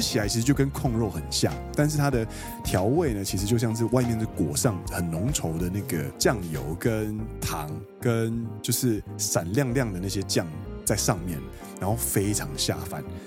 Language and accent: Chinese; Kaohsiung, Taiwan; moved away as an adult; now in Japan; 其实身为高雄人来说